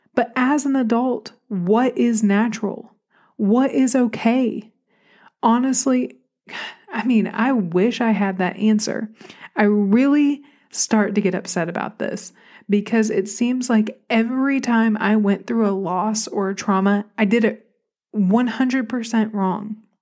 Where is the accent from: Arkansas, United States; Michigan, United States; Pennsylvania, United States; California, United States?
Arkansas, United States; accent: Southern; also born or lived in Buffalo, New York; I've always just felt like the random relative in Arkansas that didn't belong